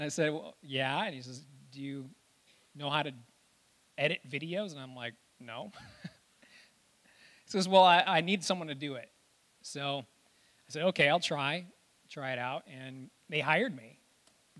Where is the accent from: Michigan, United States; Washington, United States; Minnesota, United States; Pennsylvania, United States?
Michigan, United States; Reed City; I grew up in Reed City